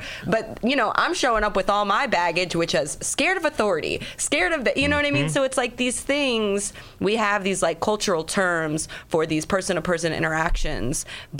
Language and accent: English; Chicago, Illinois, United States; now in New York, United States; I grew up in Chicago